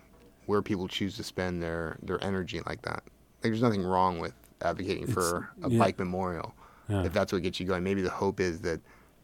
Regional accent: Los Angeles, California, United States; I grew up in Woodland Hills, and that's how our playgrounds were.

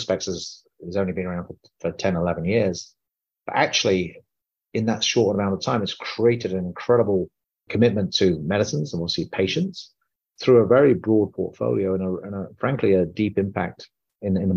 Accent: United Kingdom; now in United States; I'm an Indian man born in the UK, living in America

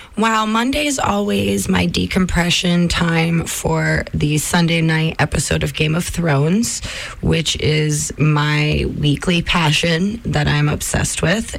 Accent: New York, United States; moved away; I come from New York, the Hudson River

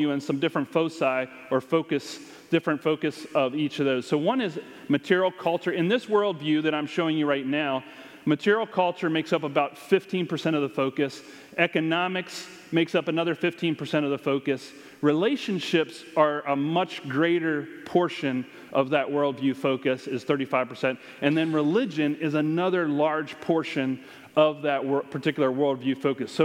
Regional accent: United States; we are more American than Christian

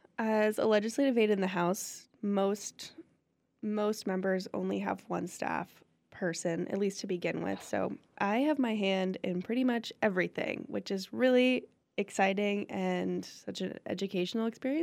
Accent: Williamsburg, Massachusetts, United States; I grew up in Western Mass. I'm from Williamsburg, and I grew up in a pretty politically active family

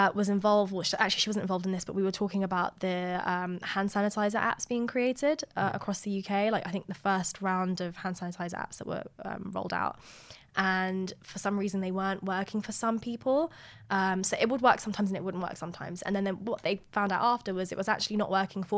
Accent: Eritrea; now in United Kingdom; I'm originally from Eritrea

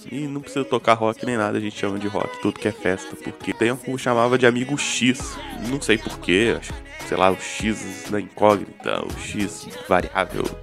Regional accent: Espírito Santo, Brazil; e, bom, assim como o meu site que é o Lugar Nenhum, eu sou do Espírito Santo, que é o Acre do Sudeste.

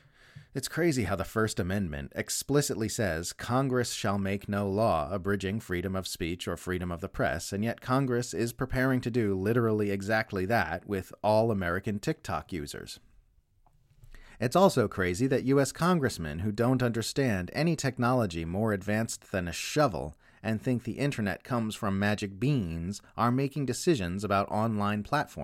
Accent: Australia; If you're wondering why I've been writing so much about my home country lately instead of focusing on the hub of the empire in the US like I normally do, that's why.

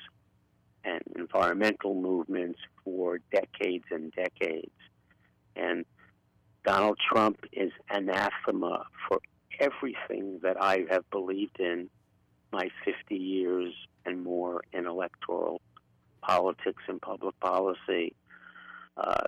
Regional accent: New York City, New York, United States; accent: Brooklyn; moved away as an adult; now in San Francisco, United States; I'm an old lefty Jew from Brooklyn, in fact, from Bernie's neighborhood

